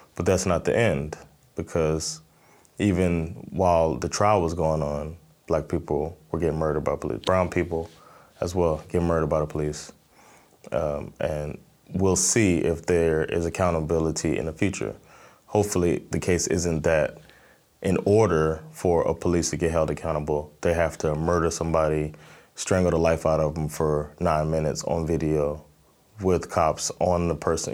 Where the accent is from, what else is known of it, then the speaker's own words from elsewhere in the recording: Miami, Florida, United States; now in Stockholm, Sweden; I'm originally from Miami, Florida. I live in Stockholm, Sweden.